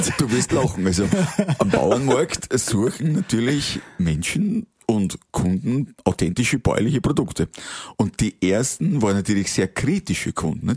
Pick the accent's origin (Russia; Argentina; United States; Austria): Austria; Waldviertel, Lower Austria; im Waldviertel, wenn du in dieser Bescheidenheit aufgewachsen bist, wenn du das mitgekriegt hast von deinen Eltern